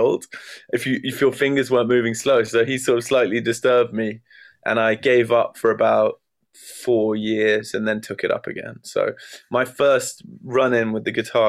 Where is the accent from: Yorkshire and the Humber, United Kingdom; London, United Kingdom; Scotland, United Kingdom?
London, United Kingdom; also born or lived in near Brighton, Sussex; I was born and raised in London. So yeah, I'm originally from London, but then I spent moved in my early years down to a place called Brighton, near Brighton